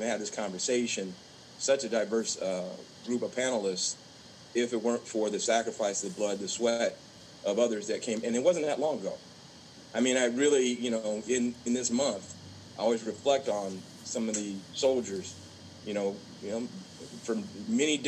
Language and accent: English; Orange County, Southern California, United States; I was raised in Southern California. And I was raised in this place called Orange County